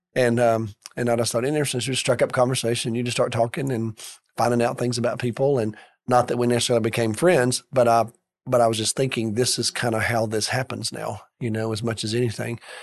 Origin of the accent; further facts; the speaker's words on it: Birmingham, Alabama, United States; I grew up in Birmingham, went to college in Birmingham